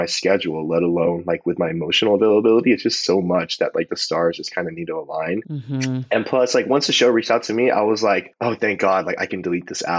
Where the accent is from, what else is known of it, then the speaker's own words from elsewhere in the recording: Palos Verdes, California, United States; we grew up in the same hometown, you know, like we're both from Palos Verdes.